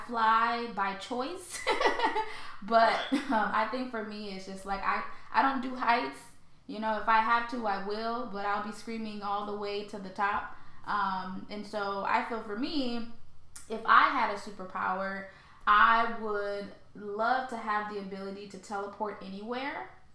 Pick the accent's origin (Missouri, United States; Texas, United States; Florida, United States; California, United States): Missouri, United States; St. Louis; also born or lived in Haiti; I was born in Haiti, and then I was oh, raised. I was raised in St. Louis, Missouri.